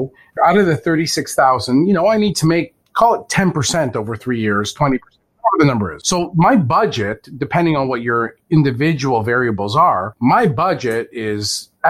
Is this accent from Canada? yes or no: yes; Canada; Of course, I'm Canadian.